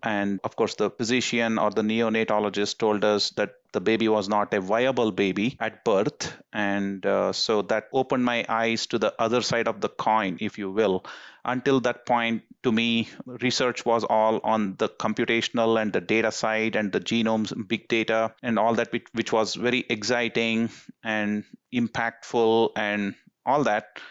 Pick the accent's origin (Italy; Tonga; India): India; moved away as an adult; now in United States; as someone who was born and raised in India until, uh, college